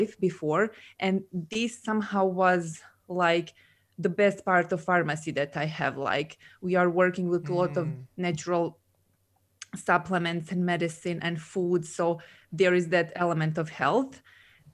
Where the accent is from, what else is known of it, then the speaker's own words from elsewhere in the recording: Serbia; moved away as an adult; also born or lived in Dubai; now in Scotland, United Kingdom; I'm originally from Serbia